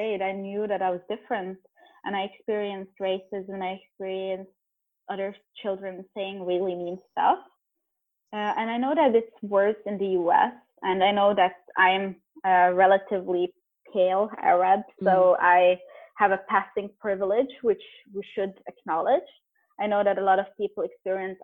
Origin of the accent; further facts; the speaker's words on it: Norway; also born or lived in Beirut, Lebanon; I was born in Beirut, but I've lived almost my whole life in Norway